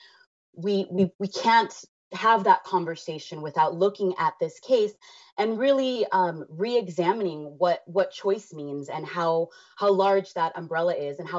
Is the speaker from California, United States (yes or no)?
yes; Los Angeles, California, United States; being someone who was born and raised in Los Angeles